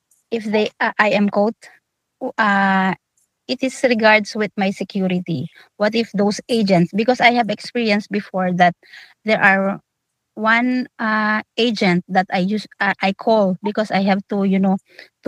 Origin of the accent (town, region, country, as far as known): Philippines; moved away as an adult